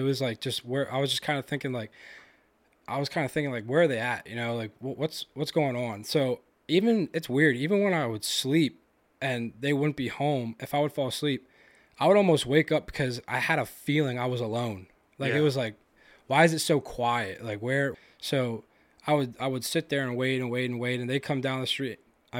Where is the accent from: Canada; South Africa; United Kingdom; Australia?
United Kingdom; London; I grew up in South London. I still live there now, actually. I bought that house from my dad pretty recently.